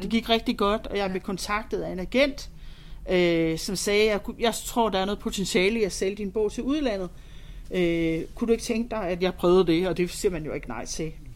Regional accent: Holstebro, Central Denmark Region, Denmark; moved away; also born or lived in London; Jeg er vokset op i Vestjylland, øh, Holstebro, nærmere betegnet.

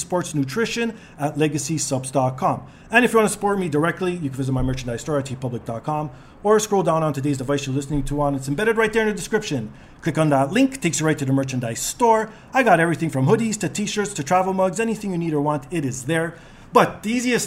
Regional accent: Toronto, Ontario, Canada; two Torontonians

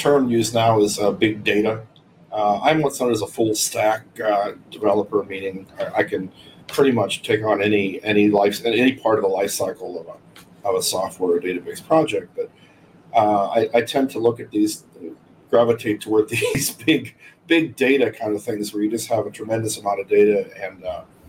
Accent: Laurel Mountains, Pennsylvania, United States; moved away as an adult; now in Florida, United States; I grew up in the foothills of the Laurel Mountains of Pennsylvania, which is a little bit east of Pittsburgh

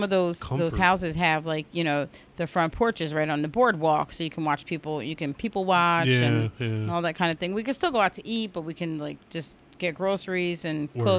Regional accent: New Jersey, United States; We're from Jersey.

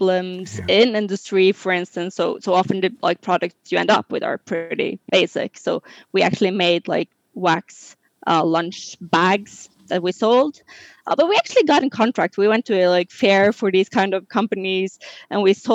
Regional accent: Norway; now in France; I'm originally from Norway, which is further up in Europe.

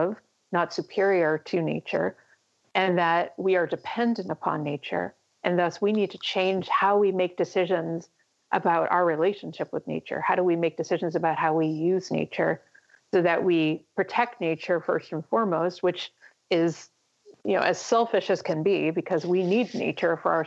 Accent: United States; my home country of the United States

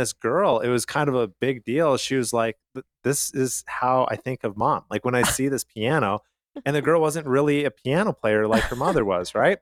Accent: Calgary, Alberta, Canada; where I grew up in Calgary, Canada

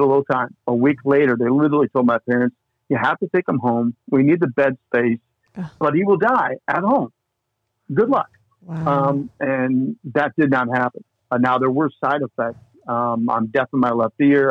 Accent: Indiana, United States; moved away as an adult; also born or lived in Minnesota; now in Longmont, United States; born and raised in Indiana

